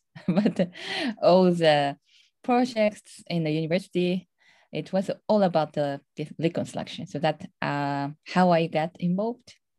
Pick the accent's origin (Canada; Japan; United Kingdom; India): Japan; Tohoku; English is a second language; moved away; I'm originally from Tohoku area in Japan